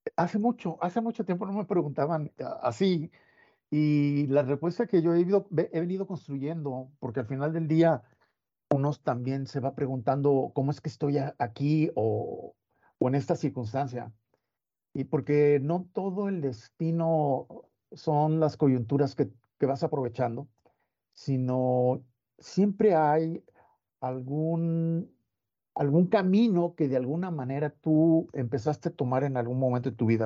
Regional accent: La Paz, Baja California Sur, Mexico; yo soy de La Paz, en California Sur, y, pues contacto con el mar este, me marcó de, por vida

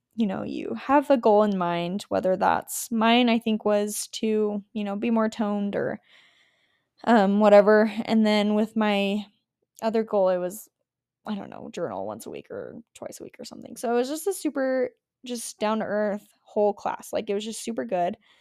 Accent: Las Vegas, Nevada, United States; I grew up in Vegas, so it was hot

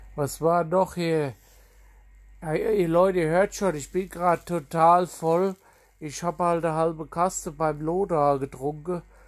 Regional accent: Germany; ich bin aufgewachsen in Sprettling an der Trinkhall und an der, an der Sprettlinger Landstraße in Sprettling

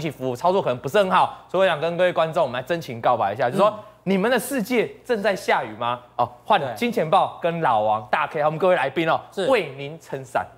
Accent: Taiwan; 以前我们台湾话就用大把的，叫做五百万嘛

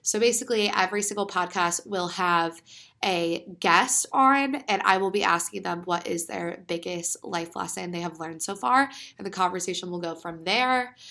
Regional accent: Pennsylvania, United States; I am from Pennsylvania

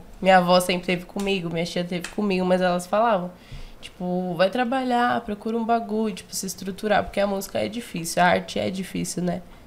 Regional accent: São Paulo, Brazil; eu nasci na Zona Norte, ali no, na Caneda, Vila Maria

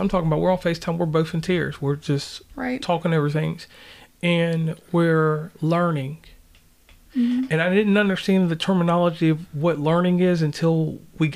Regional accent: Tappahannock, Virginia, United States; also born or lived in Charleston; I'm from Virginia

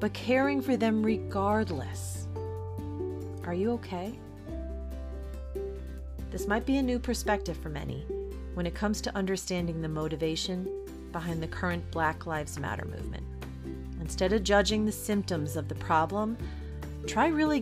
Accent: New York City, New York, United States; I think that's the New Yorker in me. I was born in the Bronx after all.

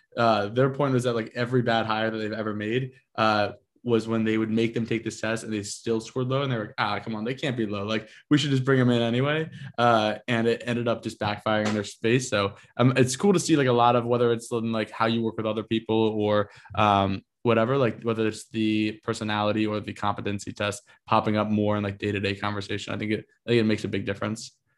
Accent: Northeast, United States; also born or lived in Austin, Texas; now in New York, United States; I grew up in the Northeast

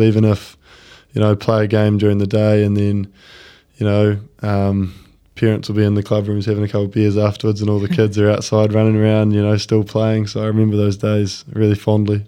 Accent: Christchurch, Canterbury, New Zealand; moved away as an adult; also born or lived in Dunedin / West Melton / Auckland; I grew up uh, in Christchurch. I was born in Dunedin. I grew up uh, out in West Melton.

